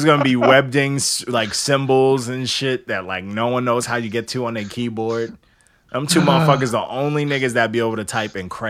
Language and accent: English; New York, United States; I'm from New York